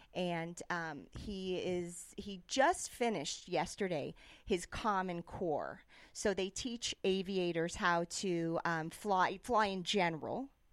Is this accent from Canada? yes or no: no; New York City, New York, United States; moved away; also born or lived in Davis, California / Barcelona; I grew up in New York City